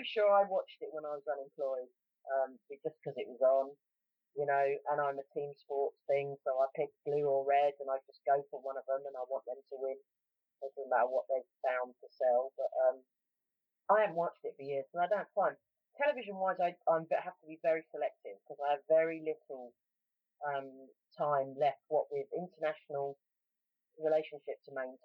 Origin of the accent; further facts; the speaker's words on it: London, United Kingdom; accent: a little bit London; moved away; also born or lived in West Country; I'm a little bit London because I was born in South London and more or less raised in South London, but I have a kind of a wandering accent